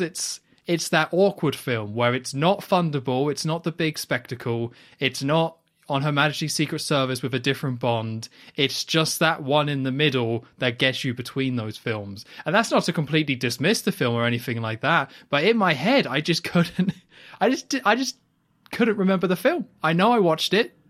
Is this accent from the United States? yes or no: no; United Kingdom; I'm British